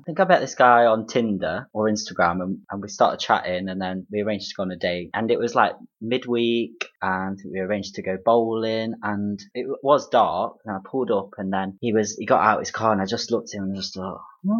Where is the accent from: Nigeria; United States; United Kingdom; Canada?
United Kingdom; Derby, East Midlands; So, I'm actually from Derby